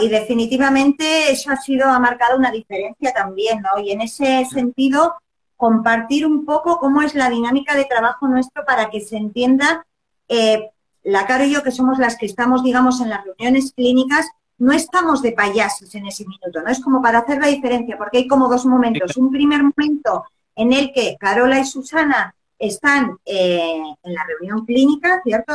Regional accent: Basque Country, Spain; moved away as an adult; also born or lived in Barcelona; now in Chile; yo llevo 17 años en Chile, yo soy del norte de España, del País Vasco

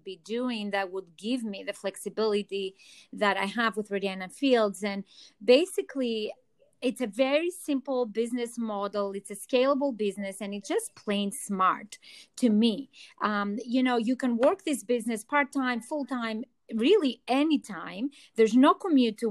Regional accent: Athens, Attica, Greece; accent: Greek; English is a second language; moved away as an adult; now in New York City, United States; I'm originally from Athens, Greece. That's the accent you're hearing too.

